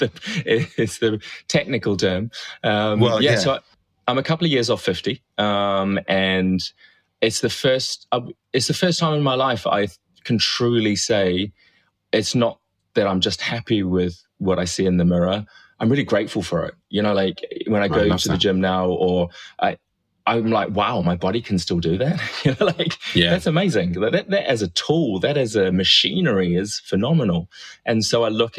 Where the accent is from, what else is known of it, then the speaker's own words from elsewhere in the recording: New Zealand; now in United Kingdom; growing up in New Zealand in the 70s